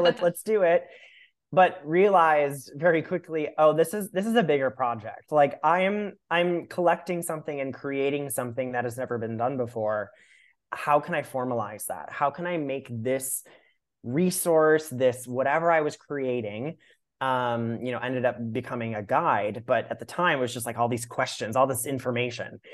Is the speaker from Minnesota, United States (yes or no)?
yes; Minnesota, United States; I grew up in Minnesota